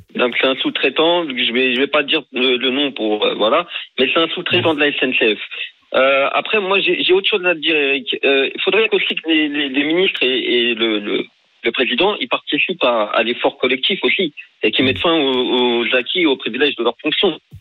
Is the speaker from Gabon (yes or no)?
no; France; je, vis en mhm. France, euh, j'ai grandi en France